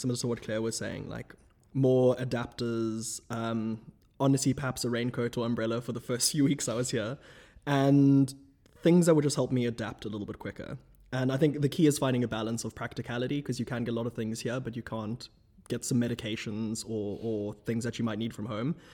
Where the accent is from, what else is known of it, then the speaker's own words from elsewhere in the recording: South Africa; moved away as an adult; now in Oxford, United Kingdom; from South Africa at large